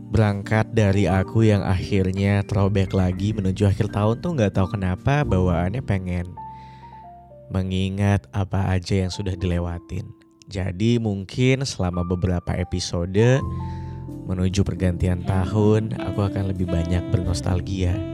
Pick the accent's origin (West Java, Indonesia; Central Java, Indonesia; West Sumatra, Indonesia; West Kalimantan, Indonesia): West Kalimantan, Indonesia; Pontianak; now in Yogyakarta, Indonesia; kampung halamanku tuh di Pontianak di Kalimantan Barat.